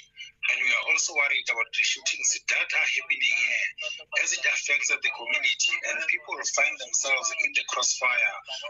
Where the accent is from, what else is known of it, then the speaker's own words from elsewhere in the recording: Lesotho; now in South Africa; we are from Lesotho. We are here to make life.